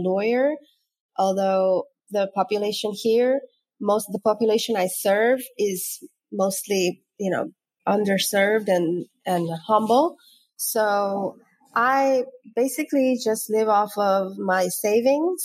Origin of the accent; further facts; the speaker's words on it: Vieques, Puerto Rico; moved away as an adult; also born or lived in Illinois / Chicago; I grew up here in Vieques. I did all my primary and secondary schooling here.